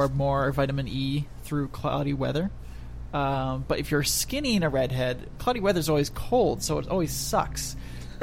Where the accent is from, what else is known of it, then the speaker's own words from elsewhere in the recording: Canada; I'm Canadian